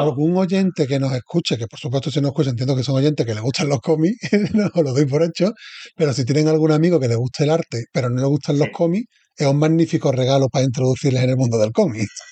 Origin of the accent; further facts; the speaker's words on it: Seville, Andalusia, Spain; Sevilla, que soy de Sevilla